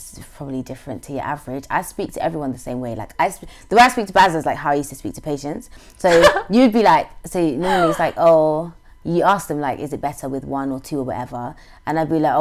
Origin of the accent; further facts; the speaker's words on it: London, United Kingdom; moved away as an adult; also born or lived in Manchester; I'm from London.